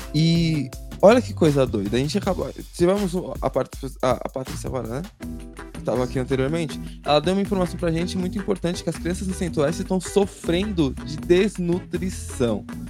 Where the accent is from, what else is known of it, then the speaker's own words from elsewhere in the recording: São Paulo, Brazil; A gente tá aqui na Zona Sul hoje, né? E eu tive uma parte da minha infância na Zona Sul